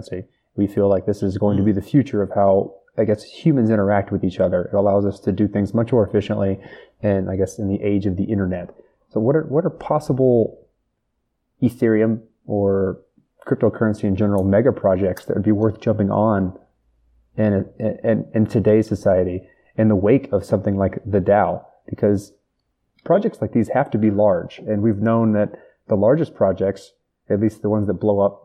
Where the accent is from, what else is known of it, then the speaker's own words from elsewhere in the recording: United States; I'm American